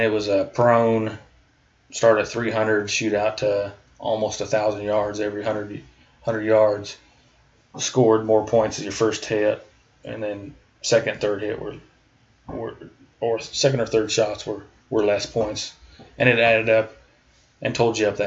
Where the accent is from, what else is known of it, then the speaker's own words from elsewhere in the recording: Iowa, United States; moved away as an adult; also born or lived in Charleston / Alaska; now in Kansas, United States; I was born and raised in Iowa